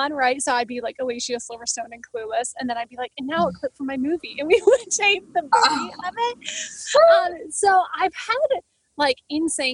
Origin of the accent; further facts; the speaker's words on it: Grand Rapids, Michigan, United States; moved away as an adult; now in Los Angeles, United States; I was born and raised in Grand Rapids, Michigan